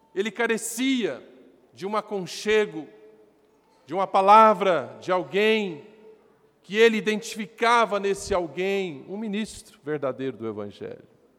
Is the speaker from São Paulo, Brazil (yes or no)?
no; Rio Paranaíba, Minas Gerais, Brazil; Éramos na região do Alto Paranaíba, de onde sou, região de Patos de Minas, Rio Paranaíba, onde nasci